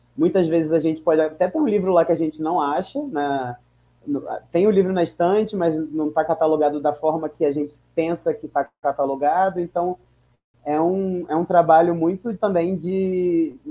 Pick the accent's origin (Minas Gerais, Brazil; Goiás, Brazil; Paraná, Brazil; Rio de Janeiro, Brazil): Rio de Janeiro, Brazil; São Gonçalo; now in São Paulo, Brazil; nasci em São Gonçalo